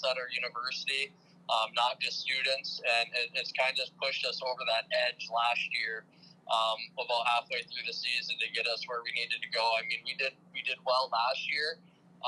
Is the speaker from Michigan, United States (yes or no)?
yes; Sault Ste. Marie, Michigan, United States; I'm born and raised in Sault Ste. Marie